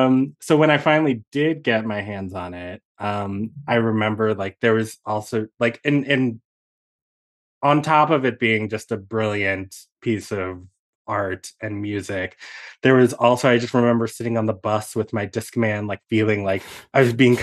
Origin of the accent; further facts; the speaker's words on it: Virginia, United States; I grew up just outside of D.C., in Northern Virginia.